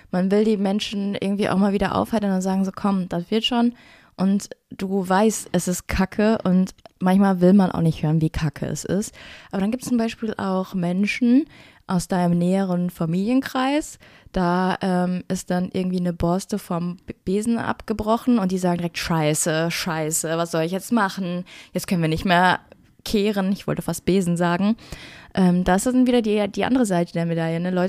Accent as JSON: {"language": "German", "town": "Duisburg", "region": "North Rhine-Westphalia", "country": "Germany", "said": "Ich bin aus Duisburg."}